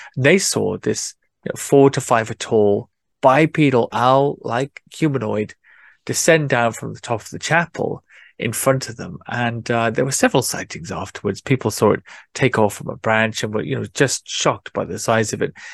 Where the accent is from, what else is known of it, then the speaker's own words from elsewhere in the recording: South Wales, United Kingdom; moved away; I grew up in the city, in South Wales